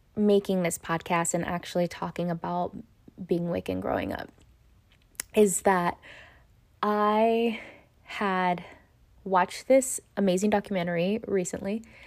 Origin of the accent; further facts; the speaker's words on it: Los Angeles, California, United States; White Memorial? That's where I was born